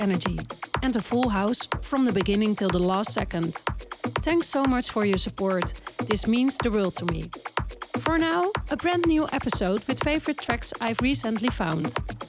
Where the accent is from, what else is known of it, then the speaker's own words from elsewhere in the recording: Amsterdam, North Holland, Netherlands; my hometown Amsterdam.